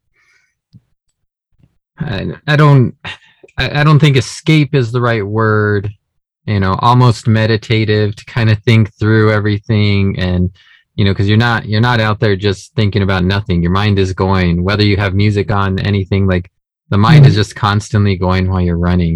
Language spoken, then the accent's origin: English; Las Vegas, New Mexico, United States; now in Albuquerque, United States; I grew up north in Las Vegas